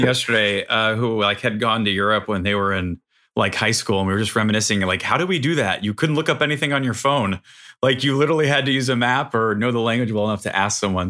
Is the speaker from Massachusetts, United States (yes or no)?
no; Chicago, Illinois, United States; I'm from Chicago